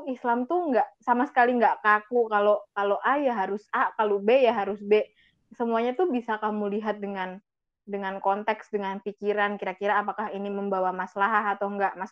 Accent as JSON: {"language": "Indonesian", "region": "Java", "country": "Indonesia", "said": "kita orang Jawa sering banget dilekatkan sama ya kamu udah nikah harusnya kayak gini"}